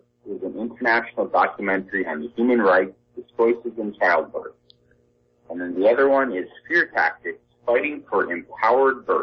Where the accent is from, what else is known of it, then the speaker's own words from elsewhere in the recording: Tennessee, United States; moved away; I grew up in Tennessee